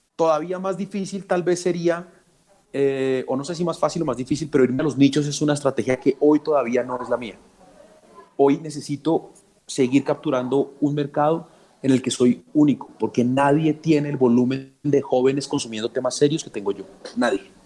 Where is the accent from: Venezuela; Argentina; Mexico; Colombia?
Colombia; Soy un café colombiano, muy colombiano. En ningún lado soy tan feliz como soy aquí, en mi país.